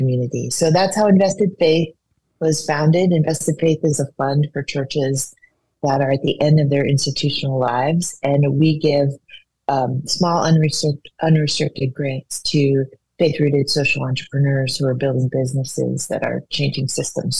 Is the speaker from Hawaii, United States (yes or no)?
yes; Hawaii, United States; moved away; also born or lived in New Orleans; I'm from Hawaii, which is an island and a tropical paradise